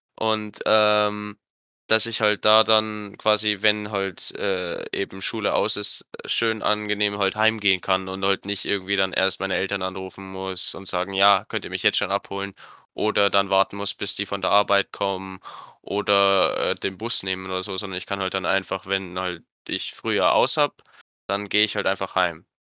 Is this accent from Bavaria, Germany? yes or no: yes; Cham, Bavaria, Germany; bei uns in Kam